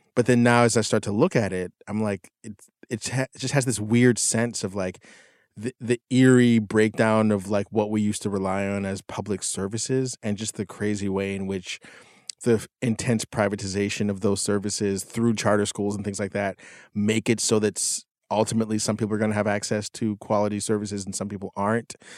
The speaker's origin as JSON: {"language": "English", "town": "McKeesport", "region": "Pennsylvania", "country": "United States", "tie": "born or raised there", "moved": "yes", "said": "I went back to my hometown, which is one of the most like, just destroy, like, economically destroyed towns in the nation. This town in McKeesport, Pennsylvania"}